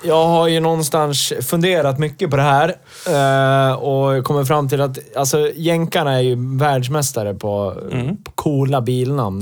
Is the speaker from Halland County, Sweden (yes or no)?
no; Hälsingland, Gävleborg County, Sweden; mina hemtrakter